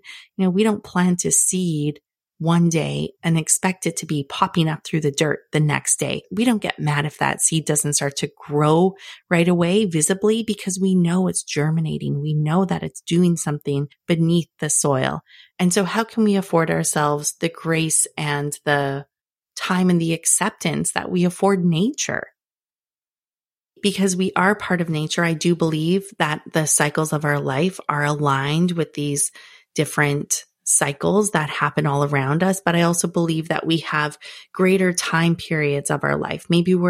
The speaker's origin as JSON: {"language": "English", "region": "Northern Canada", "country": "Canada", "tie": "born or raised there", "said": "Okay, maybe I've been a little annoyed when it's freezing cold because I grew up in Northern Canada"}